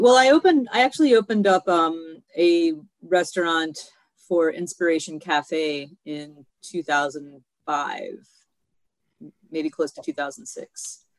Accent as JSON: {"language": "English", "region": "Kentucky", "country": "United States", "moved": "as an adult", "lives_now": "Chicago, United States", "said": "I have been in Chicago for about 20 years. I came here from Kentucky, where I got my culinary degree in Louisville."}